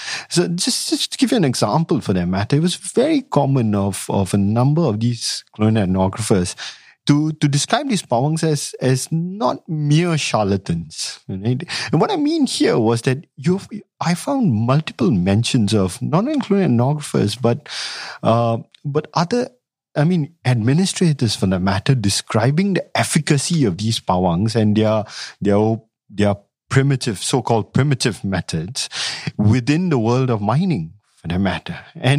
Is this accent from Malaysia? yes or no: yes; Malay Peninsula, Malaysia; also born or lived in Singapore; I grew up in the Malay Peninsula. I mean, I was born in Singapore.